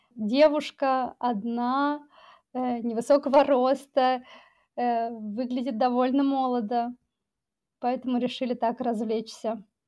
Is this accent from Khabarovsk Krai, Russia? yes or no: no; Novosibirsk, Novosibirsk Oblast, Russia; moved away as an adult; also born or lived in Tajikistan; now in Barcelona, Spain; я родилась в Новосибирске, после моего рождения мы уехали в Таджикистан и жили там до, наверное, 93 или 94 -го года